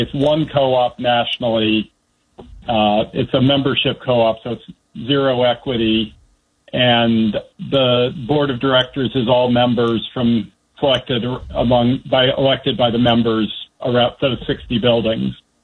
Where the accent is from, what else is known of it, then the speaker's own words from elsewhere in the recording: Washington, District of Columbia, United States; also born or lived in Northern Virginia / Bethesda, Maryland / Indiana; I grew up in the D.C. area. I was actually born in Northern Virginia, grew up in Northwest D.C., and went to junior high and high school in uh, Bethesda